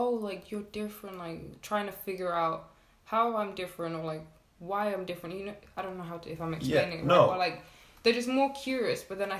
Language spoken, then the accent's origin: English; Iceland; I said, oh, I'm from Iceland.